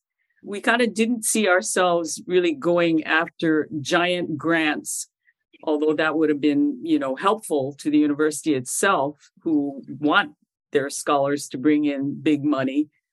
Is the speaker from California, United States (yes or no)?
no; Molokai and Oahu, Hawaii, United States; also born or lived in Chicago, Illinois; So I was born in Chicago and raised in Molokai and Oahu. I live currently on the island of Oahu in the Moku of Kona on the east side of Oahu.